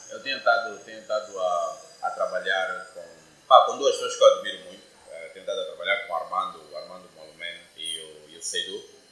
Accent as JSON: {"language": "Portuguese", "town": "Porto Amboim", "region": "Cuanza Sul", "country": "Angola", "tie": "born or raised there", "said": "eu sou de Porto Ambuim, nasci que cresci em Porto Ambuim cidade aqui ao sul de Luanda. Sou um jovem angolano."}